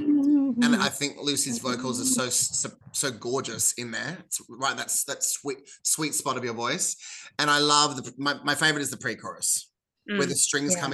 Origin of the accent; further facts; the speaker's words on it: Central Coast, New South Wales, Australia; now in Melbourne, Australia; I'm now a Melbourneian, but I'm from the Central Coast